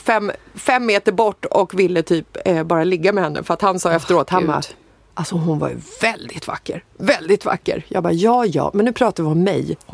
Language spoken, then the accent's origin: Swedish; Stockholm, Stockholm County, Sweden; jag är född i Bagarmossen